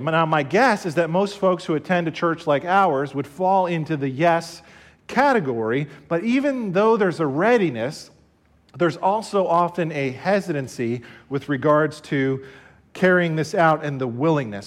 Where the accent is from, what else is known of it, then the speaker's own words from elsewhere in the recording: Somerset County, New Jersey, United States; I'm from New Jersey. I was born and raised here in Somerset County.